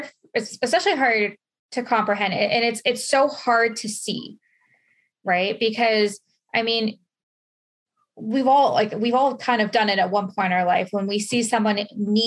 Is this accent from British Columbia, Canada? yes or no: no; London, Ontario, Canada; I grew up in London. It's about an hour away from where I live now.